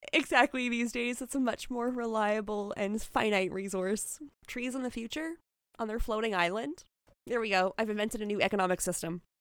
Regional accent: Canada; as a Canadian

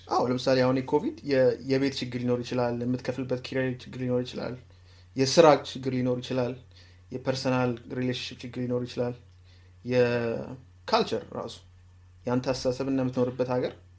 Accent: Ethiopia; moved away; እኛ ያደግነው ኢትዮጵያ

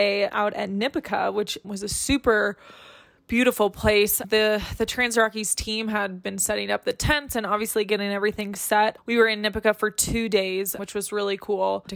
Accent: Colorado, United States; the United States, which is where I'm from Colorado

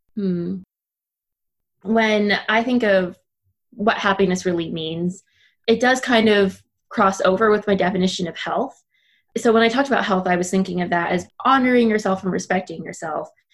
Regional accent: Minnesota, United States; if we wanted to eat Mexican food growing up in Minnesota, we had to drive 45 minutes to St. Paul.

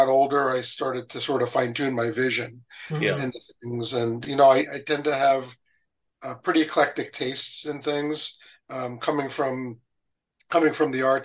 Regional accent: New Jersey, United States; I grew up in New Jersey.

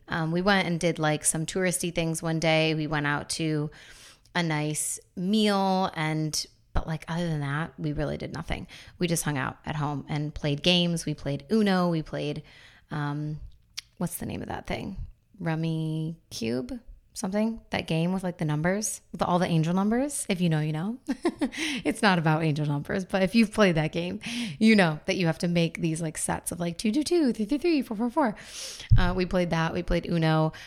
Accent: Buffalo, New York, United States; also born or lived in North Carolina; now in Florida, United States; in my hometown of Buffalo

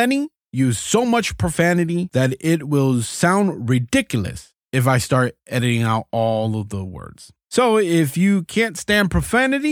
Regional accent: South Florida, United States; was born and raised in South Florida. I lived in Dade County, but mostly in Broward County

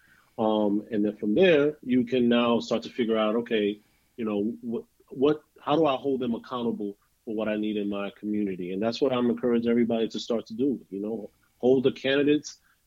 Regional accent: New York City, New York, United States; also born or lived in Bronx; I was born and raised in Harlem, but I went to high school at Kennedy in the Bronx

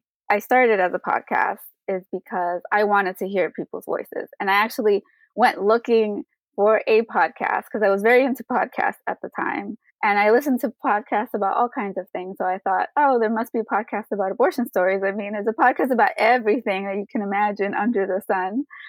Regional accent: New York City, New York, United States; now in Florida, United States; I am actually from New York City. I was born and raised there

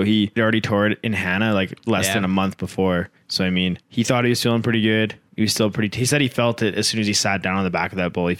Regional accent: Saskatchewan, Canada; We are both from Saskatchewan

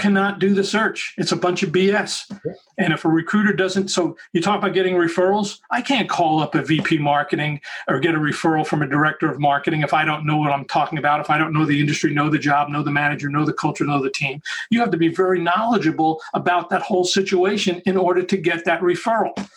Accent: Long Island, New York, United States; moved away as an adult; also born or lived in Bronx, New York City / Southern California; moved out to Long Island

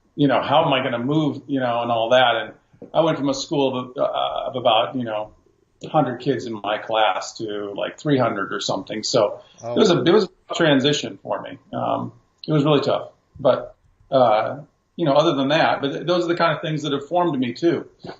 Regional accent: Marlboro, Ohio, United States; also born or lived in Peekskill, New York / Hartville, Ohio / Jamaica; I grew up in Marlboro originally, and then moved to Hartville when I was 12.

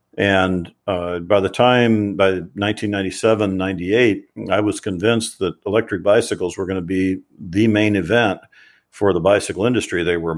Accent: Kentucky, United States; although I was a boy from Kentucky who had never traveled. I'd never been out of the country.

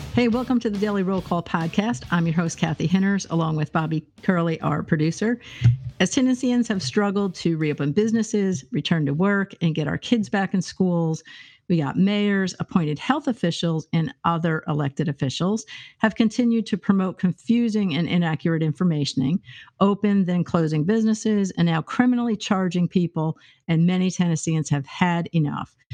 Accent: New York, United States; moved away; I'm from New York State

